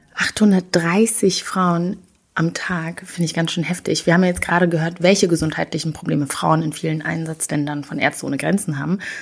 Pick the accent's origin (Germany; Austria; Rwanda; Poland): Rwanda; moved away; ich bin in Rwanda aufgewachsen